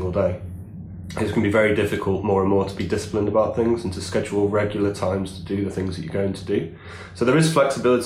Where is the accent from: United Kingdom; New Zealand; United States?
United Kingdom; England